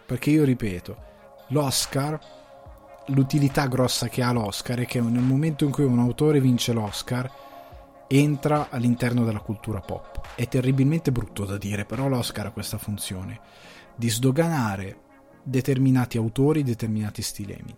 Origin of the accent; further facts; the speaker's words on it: Cremasco, Lombardy, Italy; sono cresciuto nel Cremasco, andavo a scuola eh, all'università ne, mm, a Crema, all'università scusate, alle scuole superiori a Crema